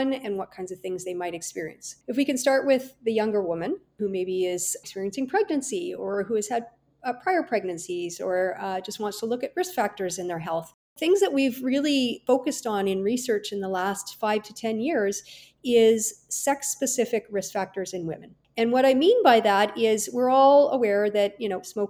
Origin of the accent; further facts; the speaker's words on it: Kelowna, British Columbia, Canada; also born or lived in Vancouver, Canada / California, United States; I was born and raised in Kelowna, British Columbia